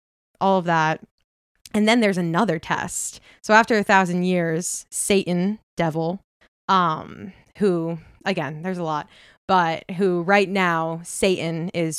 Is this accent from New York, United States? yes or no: yes; Setauket, New York, United States; I grew up in Long Island.